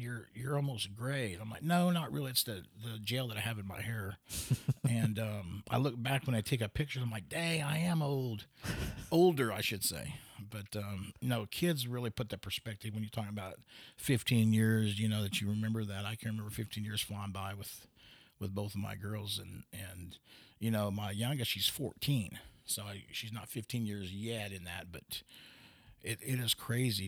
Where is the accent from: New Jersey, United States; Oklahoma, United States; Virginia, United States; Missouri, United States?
Oklahoma, United States; Pawhuska; also born or lived in Stillwater, Oklahoma / Los Angeles / San Francisco / Seattle; I was born in Stillwater initially until I was about four or five, then I moved to Pawhuska